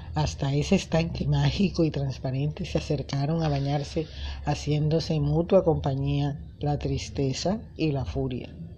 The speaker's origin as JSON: {"language": "Spanish", "country": "Colombia", "said": "mi hermoso país, Colombia"}